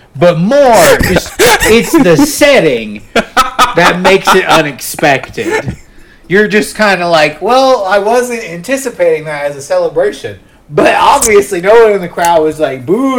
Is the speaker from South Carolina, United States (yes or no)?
yes; Charleston, South Carolina, United States; I grew up in Charleston, South Carolina.